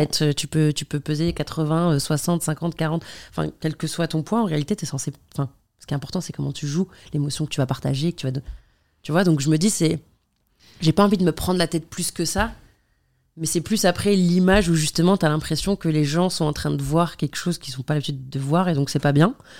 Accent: Algeria; moved away as an adult; also born or lived in Paris, France; now in France; je viens d'Algérie, que j'étudie en Algérie

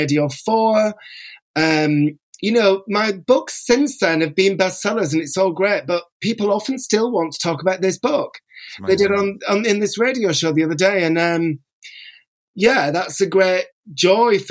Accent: Bolton, North West England, United Kingdom; also born or lived in North London; now in London, United Kingdom; I will always be considered a Boltonian.

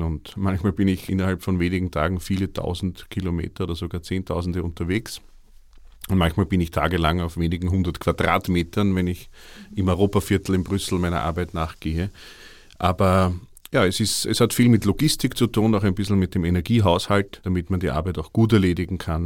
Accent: Vienna, Austria; bei uns in Wien

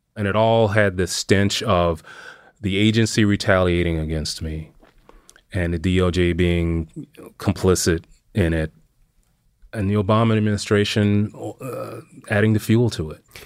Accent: Missouri, United States; moved away as an adult; I did eventually end up back in my hometown in Missouri.

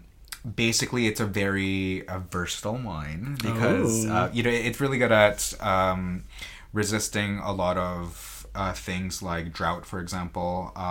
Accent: Vancouver, British Columbia, Canada; I'm a Filipino person from Vancouver, Canada.

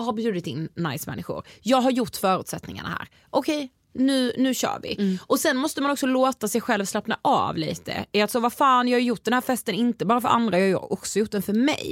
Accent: Karlshamn, Blekinge, Sweden; moved away; i min så hemstad, alltså, jag är från Karlshamn som mm. sagt i Blekinge

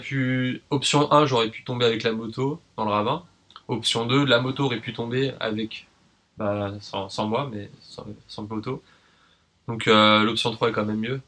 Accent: Paris, Île-de-France, France; moved away as an adult; now in New Caledonia; Je suis né à Paris, j'y ai grandi et euh, actuellement, je vis en Nouvelle-Calédonie

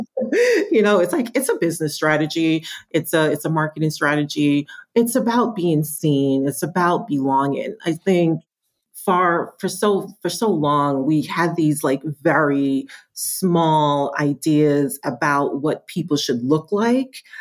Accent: New York, United States; also born or lived in Kingston, Jamaica; I did migrate to the States when I was seven. So, very, very, very young. I grew up in New York

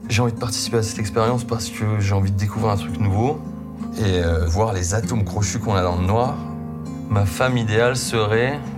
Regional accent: Plaisir, Île-de-France, France; Je viens du 78 à Plaisir

